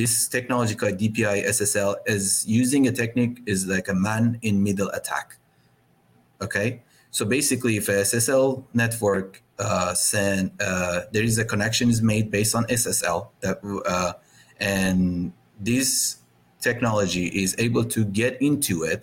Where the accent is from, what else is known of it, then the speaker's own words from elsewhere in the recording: Iran; I'm from Iran